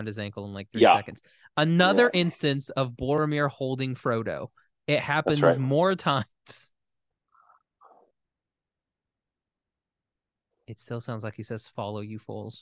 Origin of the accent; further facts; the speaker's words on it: Oklahoma, United States; I'm from Oklahoma.